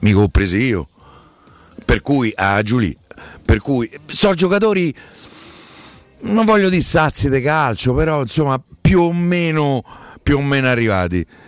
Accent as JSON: {"language": "Italian", "town": "Rome", "region": "Lazio", "country": "Italy", "said": "da romano"}